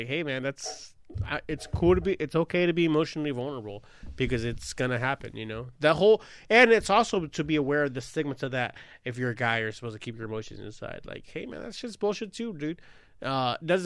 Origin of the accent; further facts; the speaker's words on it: Long Beach, California, United States; a 13-year-old kid growing up in Long Beach